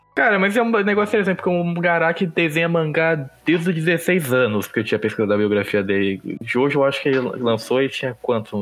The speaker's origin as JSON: {"language": "Portuguese", "country": "Brazil", "said": "a gente é brasileiro"}